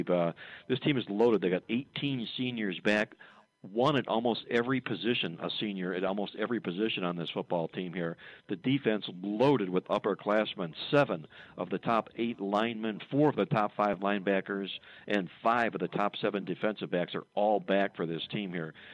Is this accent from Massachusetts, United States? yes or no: no; Cleveland, Ohio, United States; my hometown in Cleveland, Ohio